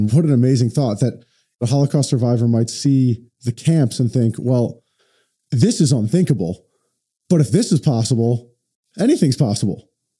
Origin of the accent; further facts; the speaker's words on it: United States; because I was born in the United States. I've never known anything like